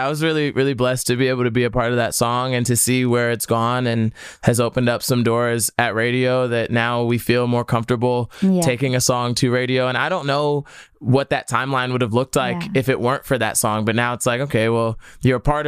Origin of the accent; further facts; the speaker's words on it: New Jersey, United States; I'm from Jersey